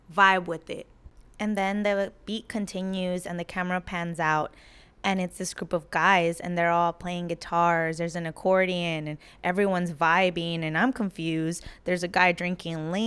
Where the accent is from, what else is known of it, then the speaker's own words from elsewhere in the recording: United States; we did grow up in the United States. A lot of us Latinx Americans have grown up in this space